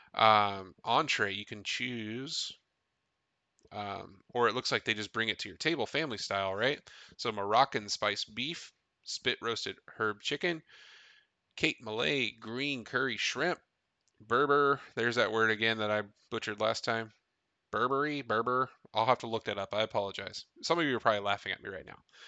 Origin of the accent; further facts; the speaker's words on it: Tennessee, United States; I grew up in Tennessee, only four hours away